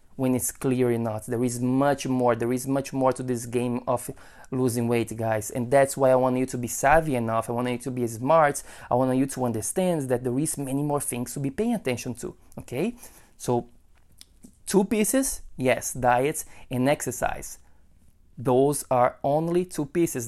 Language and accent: English; Brazil; moved away; I am from Brazil